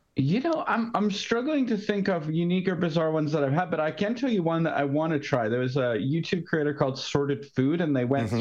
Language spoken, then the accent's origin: English; United Kingdom; I was born in Britain